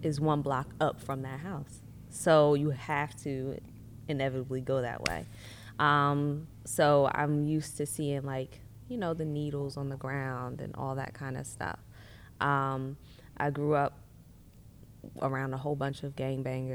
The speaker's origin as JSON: {"language": "English", "town": "Philadelphia", "region": "Pennsylvania", "country": "United States", "tie": "born or raised there", "said": "I'm originally from West Philadelphia, born and raised."}